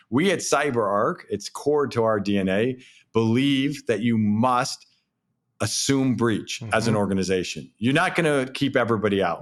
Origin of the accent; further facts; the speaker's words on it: East Coast, New England, United States; also born or lived in Southern California; now in Boston, United States; I grew up here on the East Coast